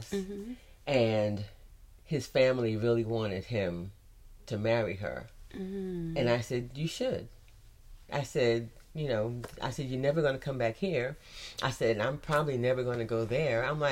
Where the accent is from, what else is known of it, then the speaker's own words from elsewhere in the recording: United States; me being American